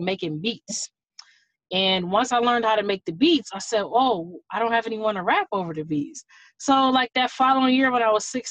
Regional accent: Buffalo, New York, United States; also born or lived in Atlanta, Georgia; now in Niagara Falls, United States; I was born and raised in Buffalo, New York. I moved to Niagara Falls when I was like 14, 15 years old

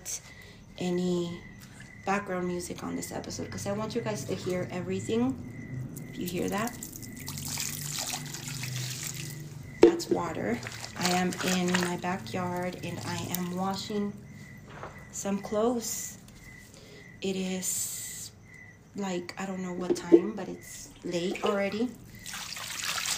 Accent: Mexico; moved away; I'm in a small town in Mexico. I'm in my hometown

